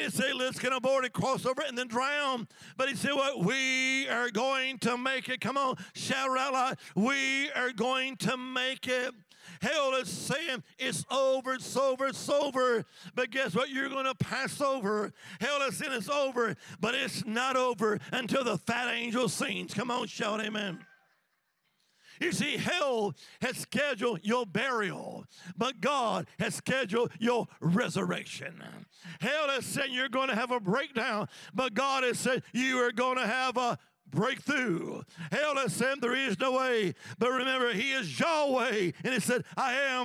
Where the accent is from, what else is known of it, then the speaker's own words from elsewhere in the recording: Alabama, United States; now in Virginia, United States; Now, I live in Virginia, but originally I'm from the Holy Land, Alabama